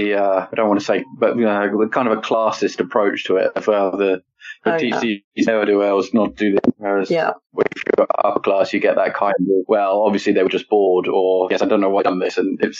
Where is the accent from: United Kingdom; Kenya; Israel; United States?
United Kingdom; Kent, South East England; in the small village in Kent I grew up